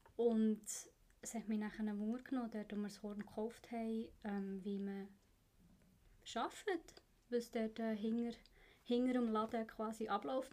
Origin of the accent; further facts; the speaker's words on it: Bern, Switzerland; moved away as an adult; now in Zurich, Switzerland; ich bin in Bern aufgewachsen und für die Lehre auf Zürich gekommen